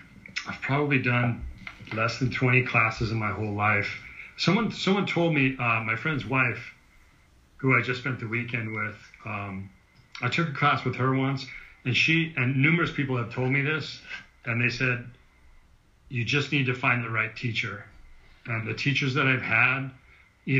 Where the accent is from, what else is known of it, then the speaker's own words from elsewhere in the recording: San Joaquin Valley, California, United States; I grew up in the San Joaquin Valley in California